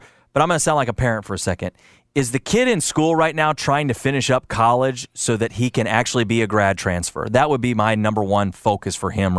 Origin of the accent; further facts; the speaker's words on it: Illinois, United States; I'm from Illinois